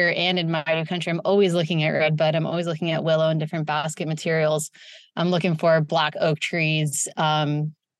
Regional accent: Santa Rosa, California, United States; also born or lived in San Francisco, California; I'm born and raised in Sonoma County in Santa Rosa, California, which is about an hour north of San Francisco

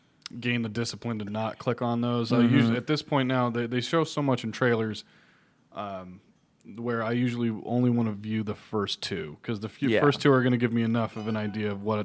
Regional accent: United States; it made me feel bad as an American

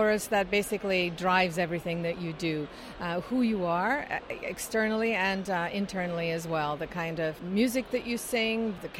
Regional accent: Aberdeen, Scotland, United Kingdom; now in Vancouver, Canada; I've been a member of Sweet Adeline's for 32 and a half years. I'm originally from Aberdeen, Scotland.

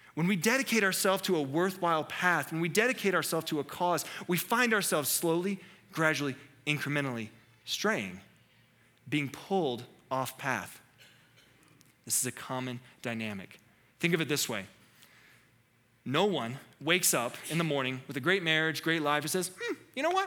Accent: North Carolina, United States; I'm from North Carolina

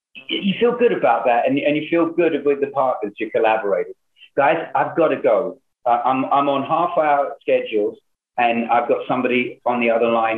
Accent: London, United Kingdom; now in Hollywood, United States; when I came over from London to Hollywood, I was like amazed how many people knew it

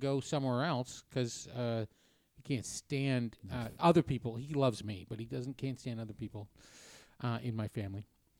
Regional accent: New Hampshire, United States; I'm from New Hampshire.

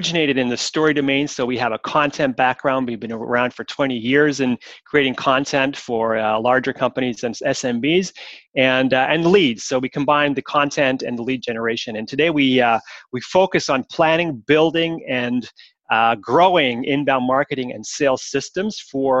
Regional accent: Montreal, Quebec, Canada; now in Switzerland; I'm Canadian from origin, so I am, and I'm from Montreal

